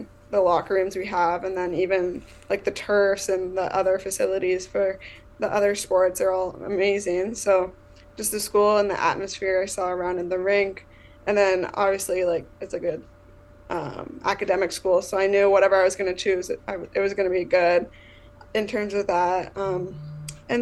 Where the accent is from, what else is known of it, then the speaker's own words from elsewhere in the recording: Chatsworth, Ontario, Canada; also born or lived in Cambridge, Ontario; now in Rochester, United States; I'm from Chatsworth, Ontario, Canada